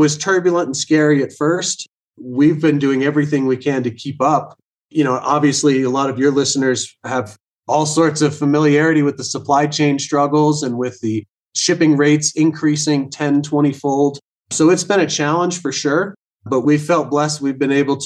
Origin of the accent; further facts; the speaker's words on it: Vail, Colorado, United States; I was born and raised here in Vail, Colorado, right in the middle of the Rocky Mountains